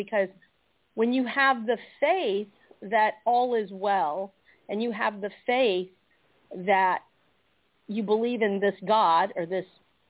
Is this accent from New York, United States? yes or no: no; Georgia, United States; we're from Georgia